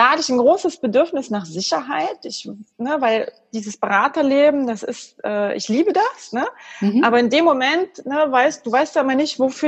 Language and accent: German; East Germany, Germany; Ich bin auch ein Kind des Ostens, für mich war das normal, das war überhaupt gar keine Diskussion.